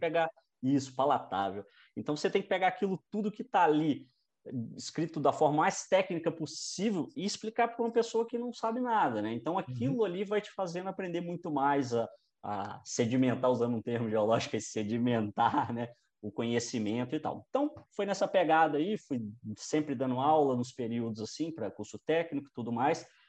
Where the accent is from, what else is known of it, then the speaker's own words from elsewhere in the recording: Barbacena, Minas Gerais, Brazil; also born or lived in Paracatu; eu nasci em Paracatu, uma cidade no noroeste de Minas, e depois eu fui muito jovem para Barbacena. Uhum. Então, fui criado em Barbacena